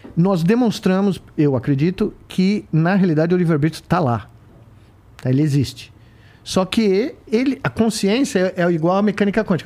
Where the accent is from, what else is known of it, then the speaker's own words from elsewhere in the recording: Brazil; moved away as an adult; also born or lived in United States; Quando eu saí do Brasil, eu saí do Brasil muito jovem, né? Pelo menos para mim, 28 anos, com 89